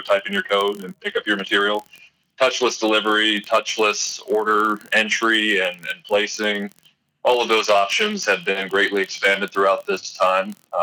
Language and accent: English; Eastern Washington State, United States; moved away as an adult; also born or lived in Arizona / Alaska / North Dakota; I'm originally from Eastern Washington State